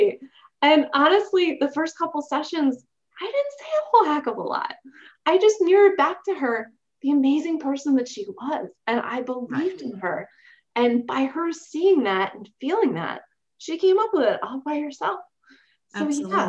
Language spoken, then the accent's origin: English; Baltimore, Maryland, United States; I was born in Baltimore, Maryland